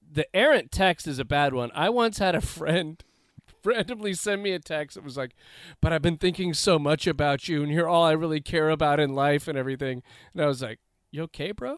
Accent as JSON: {"language": "English", "town": "Los Angeles", "region": "California", "country": "United States", "tie": "born or raised there", "said": "having grown up in the Los Angeles area, I grew up in the South Bay"}